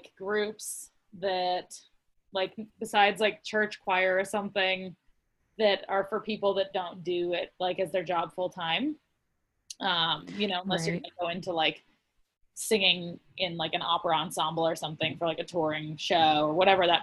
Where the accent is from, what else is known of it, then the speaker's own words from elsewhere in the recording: Montana, United States; I grew up in Montana, so, you know, rodeoing is a huge part of the culture I grew up in.